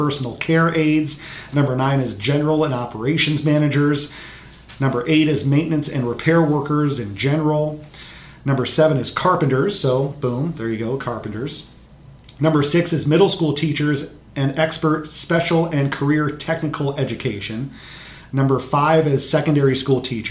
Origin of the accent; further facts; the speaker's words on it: Marion, Iowa, United States; I grew up in Marion, not too far from the Collins or Rockwell Collins headquarters in Cedar Rapids